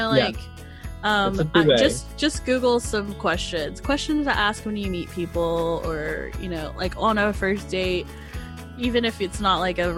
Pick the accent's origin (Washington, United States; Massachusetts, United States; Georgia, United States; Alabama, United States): Georgia, United States; my small town in Georgia, like my hometown